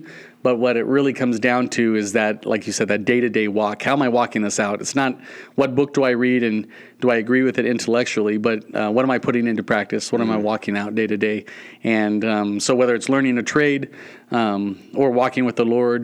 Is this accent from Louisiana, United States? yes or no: no; San Diego, California, United States; moved away as an adult; also born or lived in Norcross, Georgia / Burkina Faso; now in Montana, United States; So we grew up in San Diego area